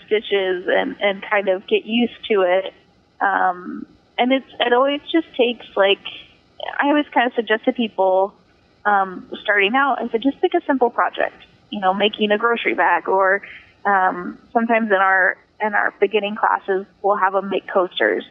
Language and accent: English; Wichita, Kansas, United States; moved away as an adult; now in Las Vegas, United States; my first big theater job out of high school um, was being on a wardrobe crew in um, in my hometown